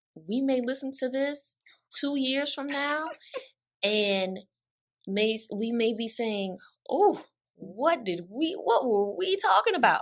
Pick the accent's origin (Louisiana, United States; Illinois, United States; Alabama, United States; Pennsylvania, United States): Louisiana, United States; New Orleans; I am from the five oh four